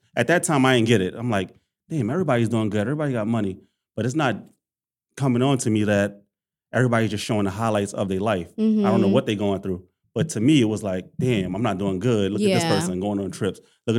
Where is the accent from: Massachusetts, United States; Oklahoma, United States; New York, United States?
New York, United States; Harlem; From Harlem, New York. Grew up everywhere. Went to high school in Queens.